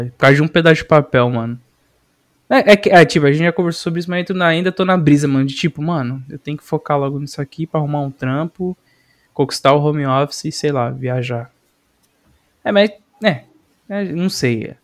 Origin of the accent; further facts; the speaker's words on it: Taboão da Serra, São Paulo, Brazil; como eu sou do Taboão, eu chegava em São Caetano e falava, ué, não tô entendendo, mano.